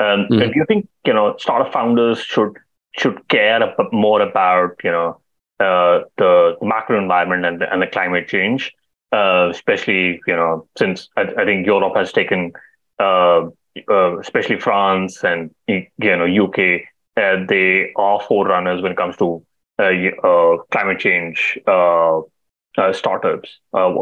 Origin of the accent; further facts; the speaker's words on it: India; I'm from India.